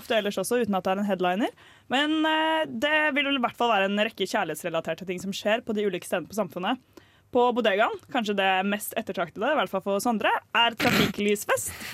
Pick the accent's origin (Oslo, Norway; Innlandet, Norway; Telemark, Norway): Oslo, Norway; Jeg er fra Ullern i Oslo, det er grenser til Bærum